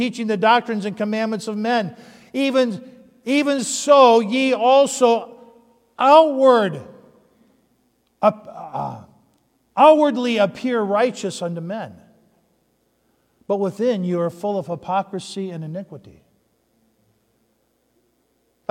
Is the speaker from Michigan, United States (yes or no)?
yes; Upper Peninsula of Michigan, United States; I grew up in the Upper Peninsula of Michigan